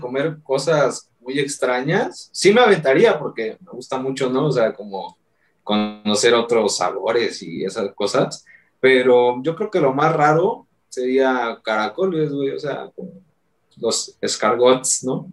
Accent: Mexico; los que somos de Ciudad de México, alrededores, güey, Hidalgo, Estado de México

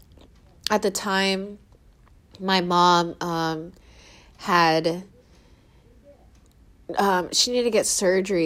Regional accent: Seattle, Washington, United States; moved away as an adult; now in San Diego, United States; my family moved up to Seattle when I was 7 years old

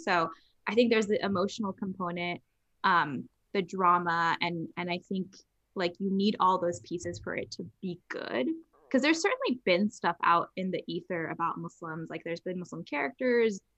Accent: Los Angeles, California, United States; I grew up in Los Angeles. I grew up in Hollywood

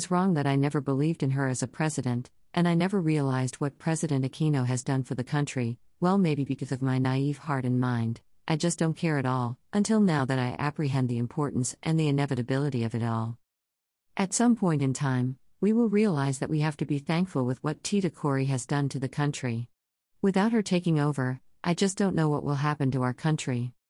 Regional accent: Philippines; Well, I know that I'm a Filipino because I was born and raised here, though my bloodline tells otherwise.

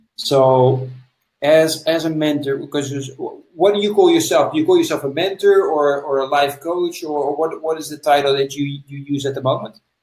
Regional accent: Netherlands; I'm from the Netherlands

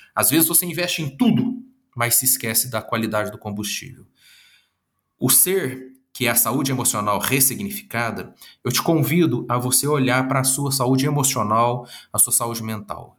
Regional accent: Minas Gerais, Brazil; accent: Minas Gerais (mineiro); esse sotaque de Minas Gerais e eu já tô achando, assim, bastante legal eu ter esse sotaque

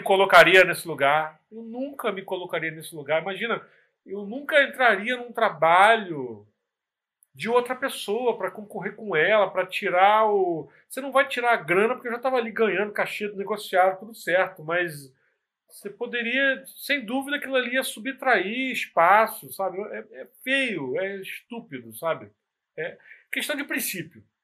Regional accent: Nova Iguaçu, Rio de Janeiro, Brazil; sou de Nova Iguaçu, na Baixada Fluminense

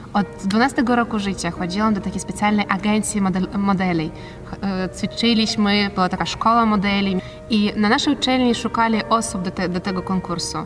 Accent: Kherson, Kherson Oblast, Ukraine; moved away as an adult; now in Opole, Poland; W swoim rodzinnym mieście, jak miałam 20 lat, uczestniczyła w konkursie Miss Herson. Właśnie pochodzę z miasta Herson

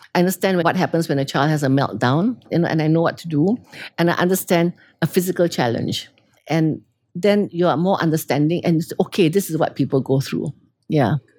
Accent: Singapore; born or raised there; also born or lived in London, United Kingdom

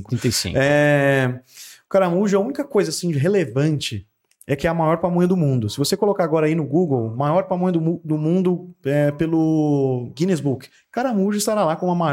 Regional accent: Mato Grosso, Brazil; moved away as an adult; now in Franca, Brazil; sou um mato grossense que vou fazer 10 anos aqui em Franca

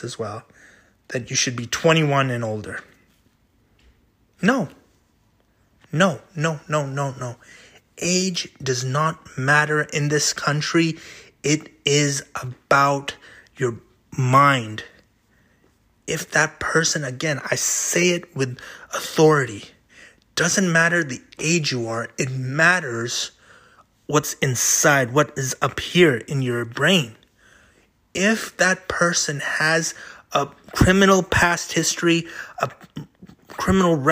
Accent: United States; as an American.

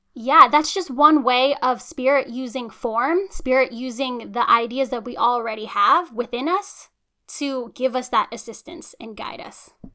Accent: United States; as long as I've lived in America, which has been my entire life

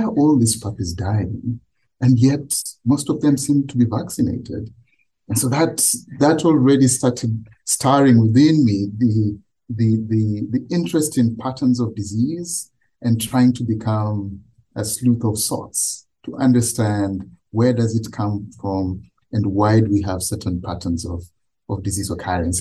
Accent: Kenya; I grew up in Kenya

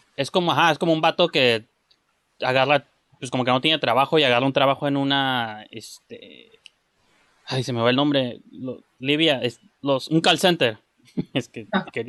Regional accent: Mexico; yo soy mexicano

